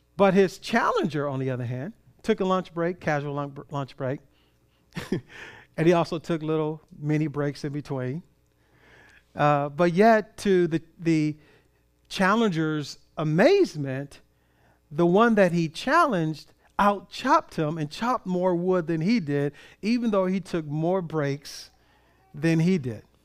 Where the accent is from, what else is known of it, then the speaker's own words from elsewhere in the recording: Compton, California, United States; started from Compton, California